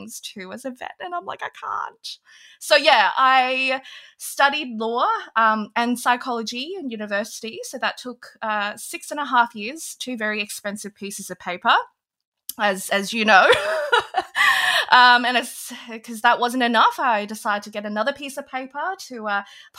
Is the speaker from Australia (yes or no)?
yes; Australia; also born or lived in Hong Kong; I was actually born in Hong Kong back when they were owned by the British. So I actually have an English passport, but we moved to Australia when I was very young. So I think literally when I was like 2 or 3, we moved.